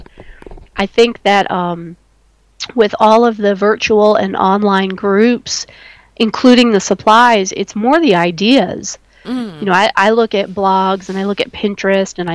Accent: New England, United States; moved away; I grew up in New England, in the New England area in the United States.

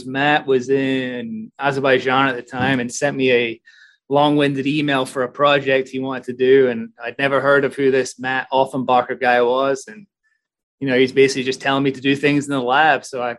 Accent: Germany; born there; also born or lived in Aberdeen / Edinburgh; So originally born in Germany, raised as an army brat, I guess, before ending up in Aberdeen through my dad. Oh, I ended up in Scotland through my dad. So I went to college in Edinburgh

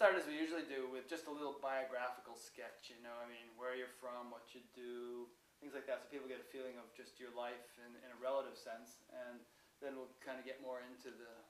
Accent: Connecticut, United States; I'm from Connecticut.

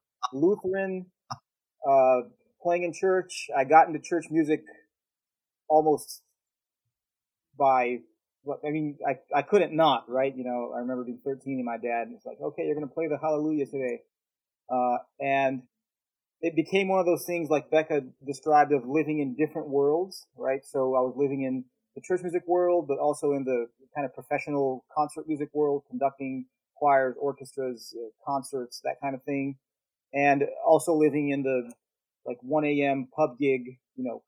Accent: Brazil; English is a second language; moved away as an adult; now in Dallas, United States; I'm not American, you know, and then how do I identify as a Brazilian

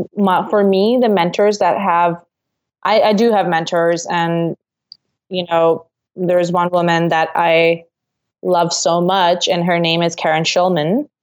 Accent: Singapore; now in Canada; I'm from Singapore, and so when I came to Canada

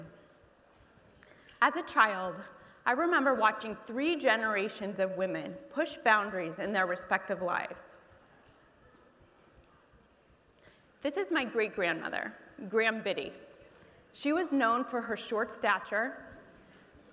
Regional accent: Muncie, Indiana, United States; my hometown of Muncie, Indiana

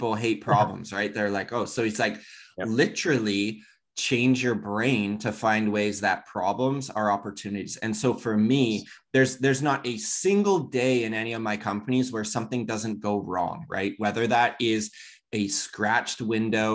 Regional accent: Southern Ontario, Canada; I grew up in Southern Ontario

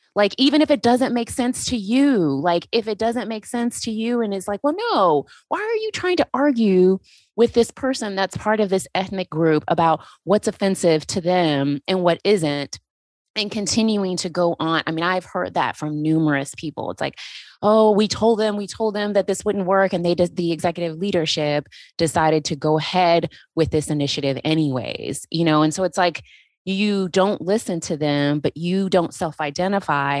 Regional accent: Texas, United States; now in Georgia, United States; I am originally from Texas

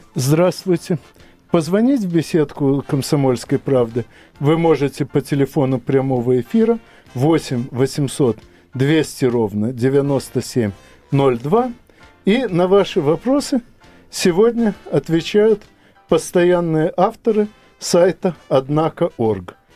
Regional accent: Ukraine; на моей малой родине

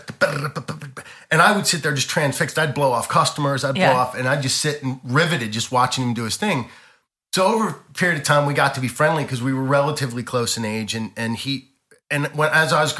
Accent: Baltimore, Maryland, United States; moved away; also born or lived in Las Vegas; being from Baltimore

